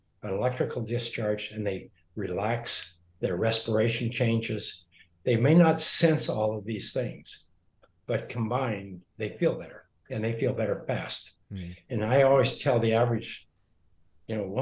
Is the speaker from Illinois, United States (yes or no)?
no; Montana, United States; when I grew up in Montana